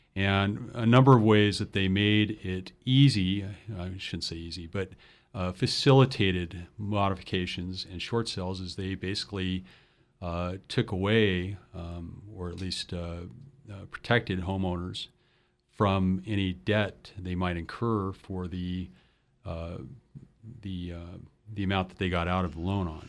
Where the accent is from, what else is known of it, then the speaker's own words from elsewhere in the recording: Los Angeles, California, United States; moved away as an adult; also born or lived in San Francisco / Minnesota; now in San Luis Obispo, United States; I was raised in Los Angeles